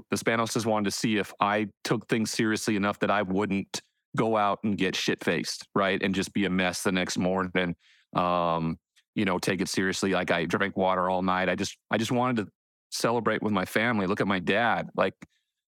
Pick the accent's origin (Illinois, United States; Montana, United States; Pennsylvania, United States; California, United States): Montana, United States; I'm kid from Montana